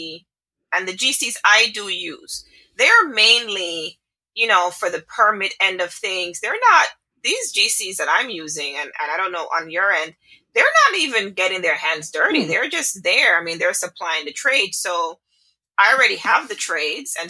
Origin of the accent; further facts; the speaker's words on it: Jamaica; I am Jamaican. I am Jamaican